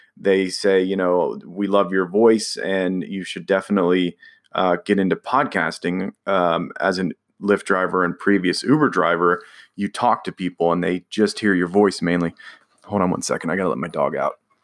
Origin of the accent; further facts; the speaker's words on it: California, United States; now in Indiana, United States; I'm from California